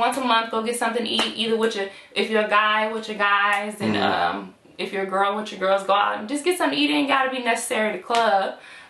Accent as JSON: {"language": "English", "town": "Sacramento", "region": "California", "country": "United States", "tie": "born or raised there", "also_born_or_lived": "Elk Grove", "said": "I'm from South Sacramento. I graduated from Florin High. I grew up in the area, you know. I'm now in the Elk Grove area."}